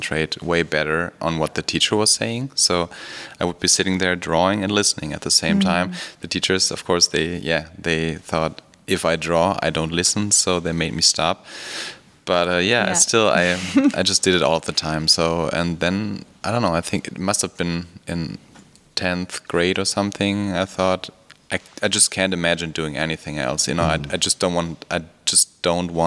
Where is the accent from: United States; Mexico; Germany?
Germany; western Germany; now in Berlin, Germany; born in Germany, in Western Germany, but now I live in Berlin